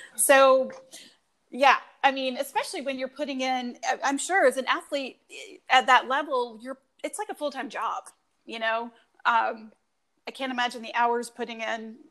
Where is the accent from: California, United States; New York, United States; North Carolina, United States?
North Carolina, United States; growing up in North Carolina